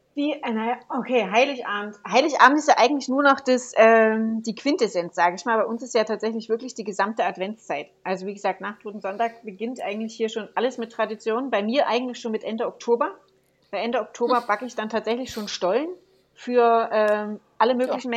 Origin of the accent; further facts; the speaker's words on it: Saxon Switzerland, Saxony, Germany; ich komme ja aus Sächsische Schweiz, ist das in der Nähe vom Erzgebirge.